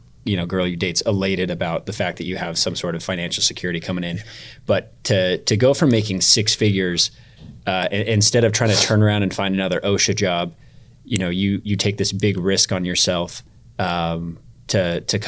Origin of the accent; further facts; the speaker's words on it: Arizona, United States; moved away as an adult; now in Oklahoma, United States; I grew up in Arizona